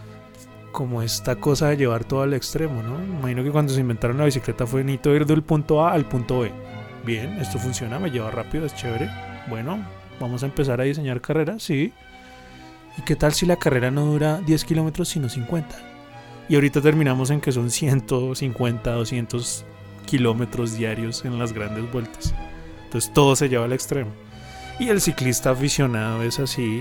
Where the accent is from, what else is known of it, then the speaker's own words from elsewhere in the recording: Colombia; nuestras montañas